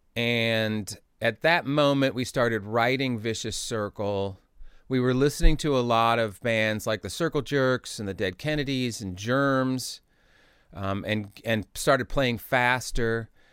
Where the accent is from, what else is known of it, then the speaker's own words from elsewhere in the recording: Indianapolis, Indiana, United States; also born or lived in Chicago; we moved from Indianapolis to Chicago when I was in third grade